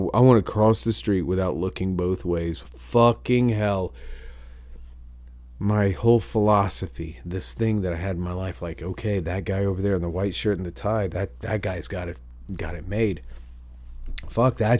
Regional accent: New Bremen, Ohio, United States; I grew up in New Bremen, Ohio, where Crown Forklifts was invented

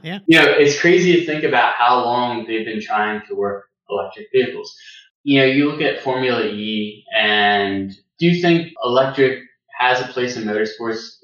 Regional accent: United States; I'm American

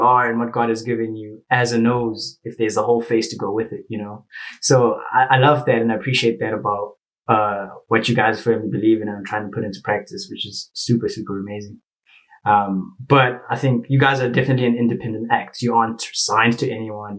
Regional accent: Zimbabwe; moved away as an adult; now in South Africa; I'm from Zimbabwe, uh, but I'm currently studying in South Africa

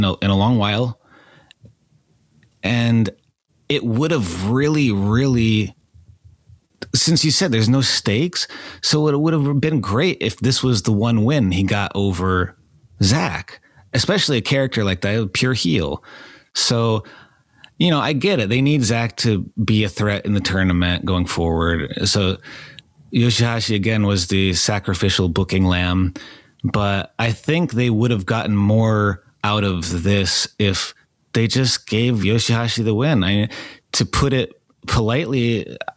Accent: upstate New York, United States; I grew up in New York. I grew up upstate, but I went downstate to New York

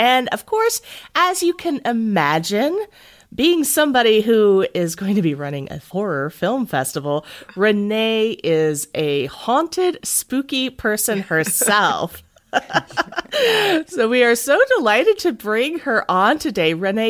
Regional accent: the South, United States; Guys, I'm from the South.

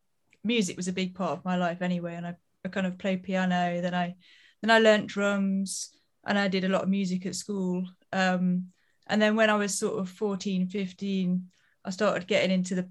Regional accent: near Leicester, East Midlands, United Kingdom; now in Brighton, United Kingdom; I'm from the Midlands, so sort of near Leicester in the UK. But then I moved to Brighton, where I am now, because of music, really. And then I've just sort of stayed here.

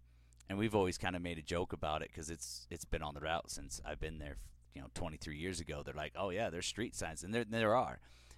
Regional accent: California, United States; When we grew up in California, I thought the same thing.

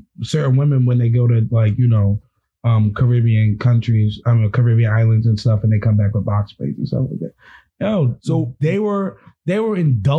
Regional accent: United States; Because I'm American

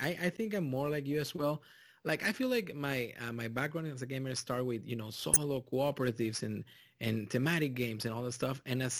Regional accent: Texas, United States; also born or lived in Mexico; I come from Mexico, and even if I grew up in South Texas, it's literally Mexico.

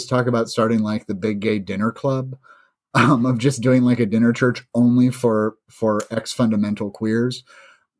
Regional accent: St. Louis, Missouri, United States; … and I are both from St. Louis

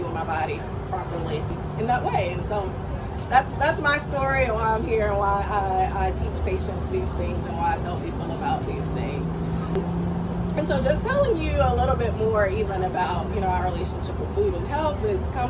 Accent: Atlanta, Georgia, United States; I'm originally from Atlanta, Georgia. Grew up with traditional Southern cooking at home

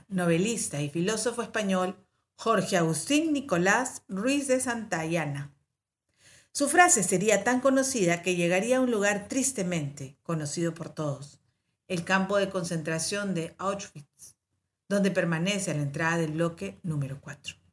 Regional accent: Peru; como peruana que soy

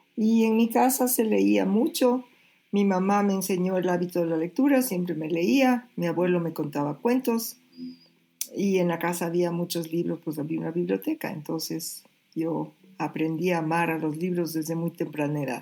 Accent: Ecuador

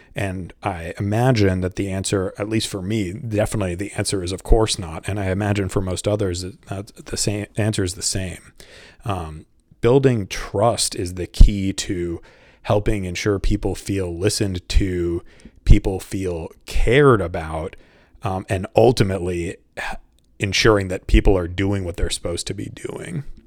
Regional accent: Boston, Massachusetts, United States; moved away as an adult; also born or lived in Saint Louis / Washington, D.C. / Brazil / Mexico; I'm from the Boston area

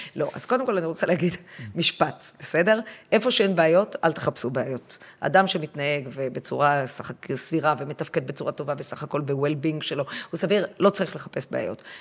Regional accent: Haifa, Haifa District, Israel; אני הייתי אז כבר בת חמש, ואנחנו גרנו בחיפה

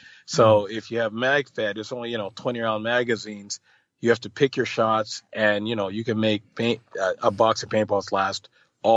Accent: Canada; I mostly play in the States and Canada, as I am Canadian

